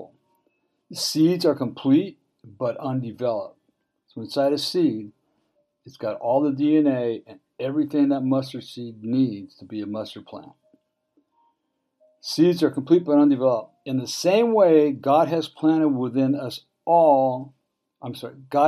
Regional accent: Dana Point, California, United States; I grew up in Dana Point, and up on the hill there's a water tower up on Golden Lantern.

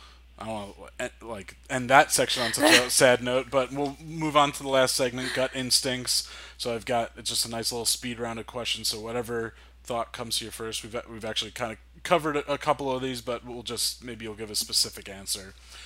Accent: New Jersey, United States; we grew up in Jersey

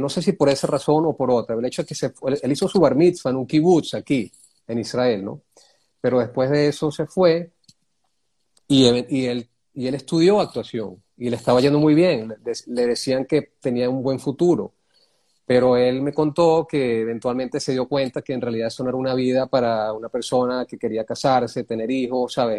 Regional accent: Caracas, Capital District, Venezuela; moved away as an adult; also born or lived in Wisconsin, United States / California, United States; yo crecí en San Bernardino, en la Avenida Los Próceres

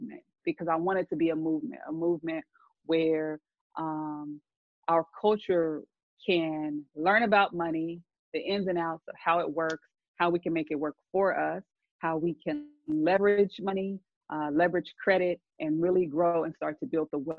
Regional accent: San Diego, California, United States; also born or lived in Los Angeles / Washington, D.C.; I'm from San Diego, originally living in LA now

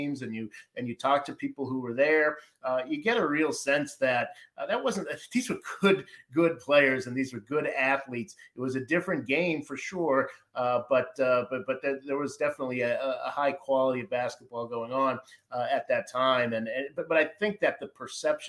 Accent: Boston, Massachusetts, United States; I grew up in Boston

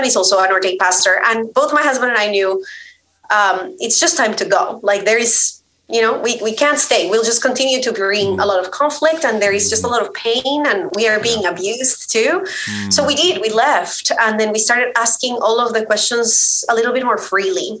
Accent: Colombia; moved away as an adult; I grew up in Colombia. I am Colombian. So I grew up there, was raised there. I moved after I finished college

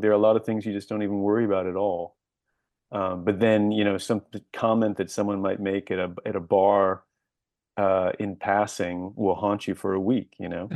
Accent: Buffalo, New York, United States; moved away as an adult; also born or lived in Washington, D.C.; I was born in Washington, D C, but I lived in Buffalo, New York, between the ages of two and seventeen

